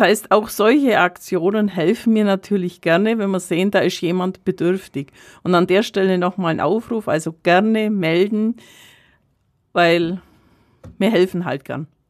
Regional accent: Kaufbeuren, Bavaria, Germany; ich gebürtige Kaufbeurerin bin

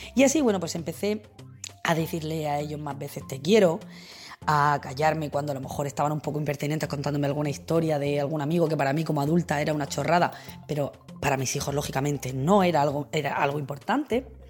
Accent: Region of Murcia, Spain; soy una mamá murciana

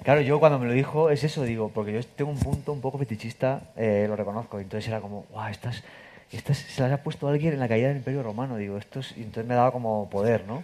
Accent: Castilla-La Mancha, Spain; yo si soy manchego

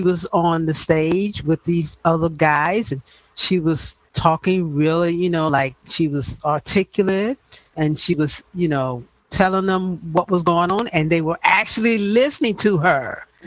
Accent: the South, United States; I was a little 11 year old child born and raised in the South, was living in the South at that time

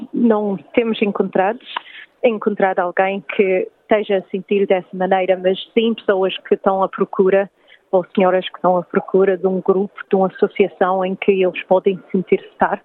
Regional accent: Sydney, New South Wales, Australia; eu sou luso-descendente, sou nascida aqui na Austrália, também em Sydney

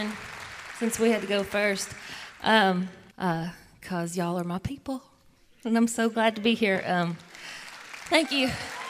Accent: West Virginia, United States; from West Virginia, and we always had to cross the Tug River to buy our beer. This is a song about my hometown.

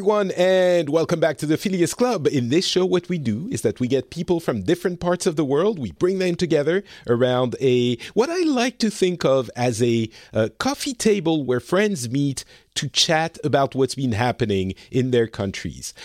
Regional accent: France; now in Finland; I'm from France originally, and I live in Finland

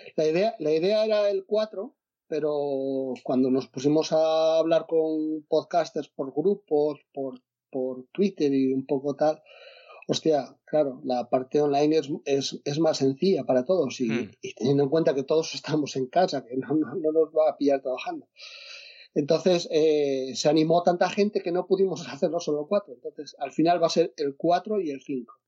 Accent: Asturias, Spain; yo soy de Asturias

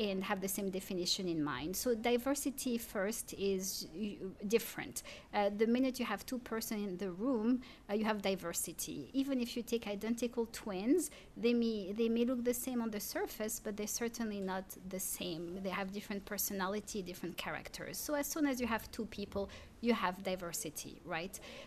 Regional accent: Paris, Île-de-France, France; first language French; English is a second language; moved away as an adult; now in Durham, United States; I'm a city girl too. I grew up in Paris.

